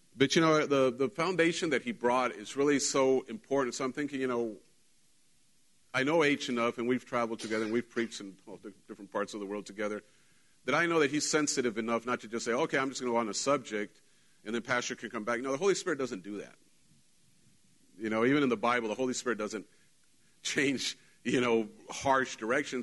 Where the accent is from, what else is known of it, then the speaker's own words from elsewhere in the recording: Mexico; moved away; I wasn't raised in Texas, I was raised in Mexico, and Mexico has a different culture, even though we're Mexicans